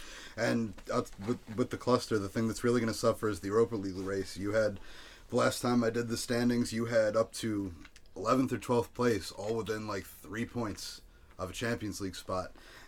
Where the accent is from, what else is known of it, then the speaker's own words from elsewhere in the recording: United States; as American sports fans